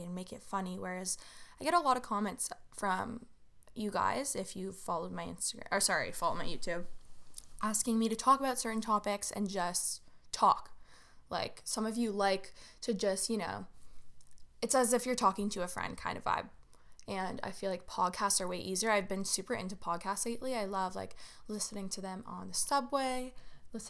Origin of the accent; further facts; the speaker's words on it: Toronto, Ontario, Canada; I am from Toronto, Ontario, Canada